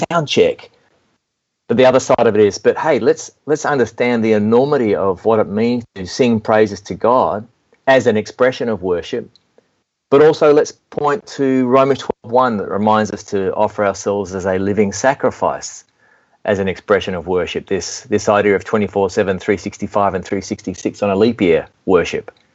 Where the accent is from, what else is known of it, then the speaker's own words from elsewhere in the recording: Melbourne, Victoria, Australia; accent: southern hemisphere; moved away as an adult; also born or lived in Nashville, Tennessee; now in United States; I'm speaking with a southern accent, I guess, a southern hemisphere accent because I was born in Melbourne, Australia. But I relocated to Nashville, Tennessee in 2002